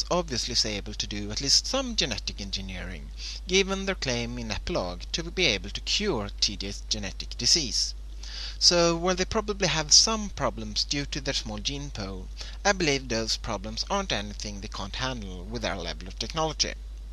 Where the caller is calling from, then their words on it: Sweden; I'm calling from Sweden